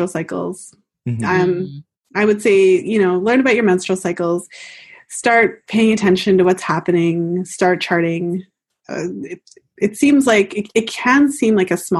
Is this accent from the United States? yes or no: no; Canada; I'm Canadian, so I say fertile